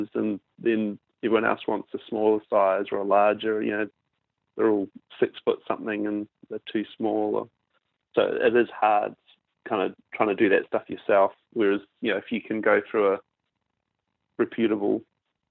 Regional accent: Nelson, New Zealand; moved away as an adult; also born or lived in Christchurch, New Zealand; now in Perth, Australia; I'm from Nelson, which is the top of the South.

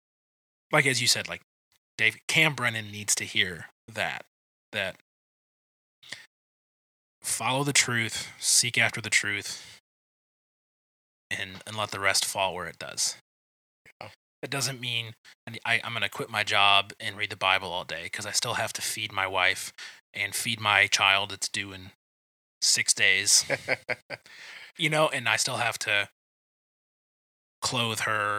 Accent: Detroit area, Michigan, United States; I was at a church most of my life that was on the edge of Detroit

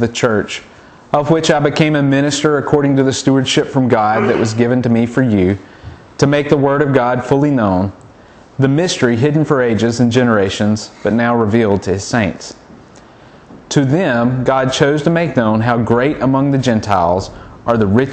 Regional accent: the South, United States; growing up in the South

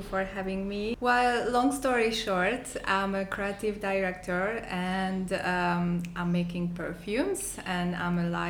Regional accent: Hungary; moved away as an adult; also born or lived in Budapest; now in Tulum, Mexico; I'm from Hungary, and in Budapest, I studied architecture in the university.

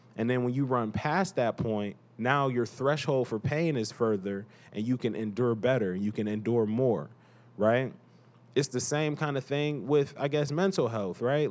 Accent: Cleveland, Ohio, United States; I am from Cleveland, Cleveland, Ohio.

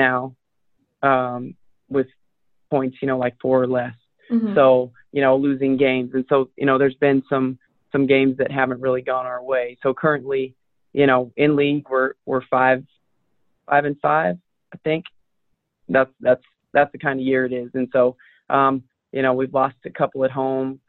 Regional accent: Denver, Colorado, United States; also born or lived in Wichita, Kansas; now in Las Cruces, United States; I'm from Denver

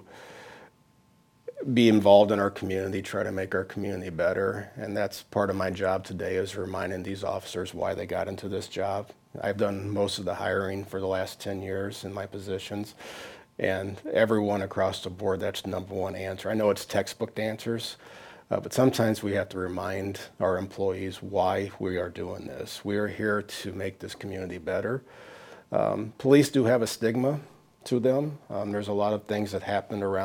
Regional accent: Brimfield, Illinois, United States; I went to Brimfield, but we co-opted sports with Peoria Heights

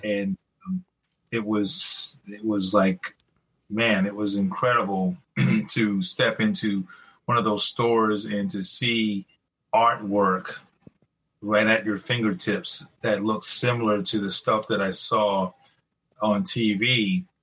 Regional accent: Greeleyville, South Carolina, United States; I grew up in a small town in South Carolina, very rural area. Um, it's close to Charleston

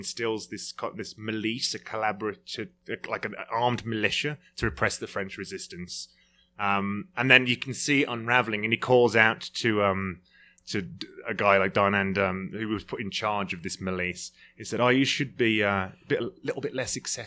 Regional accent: United Kingdom; being a Brit

